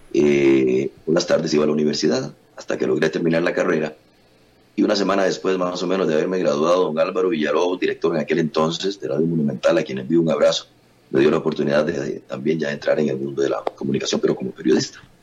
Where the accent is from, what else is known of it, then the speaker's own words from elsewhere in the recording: San José, Costa Rica; yo nací en San José, en San Francisco de los Ríos, eh, aquí en el barrio Santa Marta de San Francisco de los Ríos. Aquí dejé el ombligo y aquí me mantengo todavía viviendo.